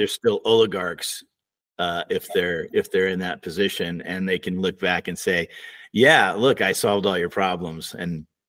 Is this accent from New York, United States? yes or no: yes; upstate New York, United States; I was a beneficiary of that myself in upstate New York. My hometown had these Carnegie funded libraries